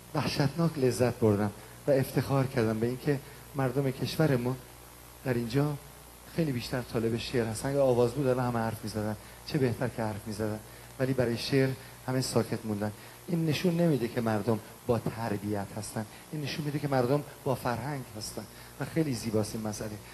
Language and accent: Persian; Iran; moved away; من خجالت میکشم که بگم ایرانی هستم